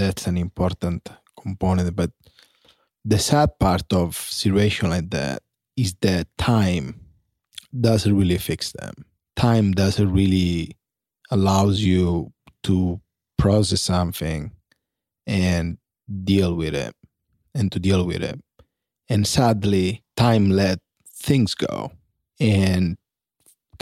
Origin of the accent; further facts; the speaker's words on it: Italy; moved away; Growing up in Italy